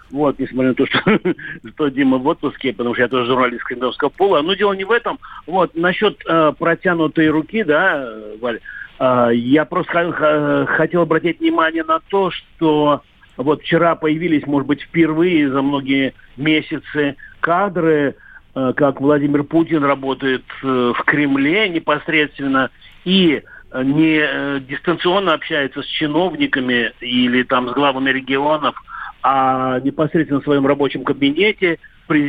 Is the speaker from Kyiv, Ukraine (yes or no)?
no; Verkhnesadove, Sevastopol, Ukraine; Мое детство прошло в Верхнесадовом, в деревне. И мой отец работал на овцеводстве. Во всех селах Крыму, во всех селах были отары овец.